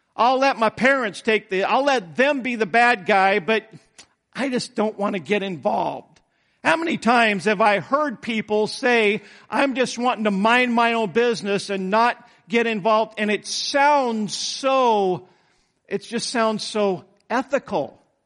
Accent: United States; I'm an American

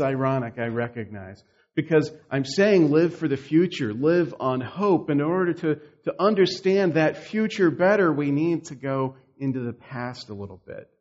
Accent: the South, United States; moved away; I'm from the South, which is very different from here

